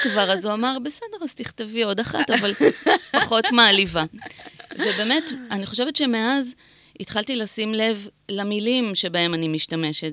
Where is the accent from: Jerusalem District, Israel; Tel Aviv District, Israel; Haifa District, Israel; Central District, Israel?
Central District, Israel; Netanya; גדלתי בנתניה